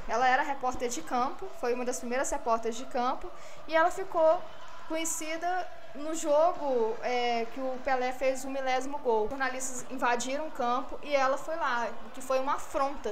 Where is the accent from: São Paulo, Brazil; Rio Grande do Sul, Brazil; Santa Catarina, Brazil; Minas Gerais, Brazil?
Minas Gerais, Brazil; Belo Horizonte; Eu sou aqui da região, da zona leste de BH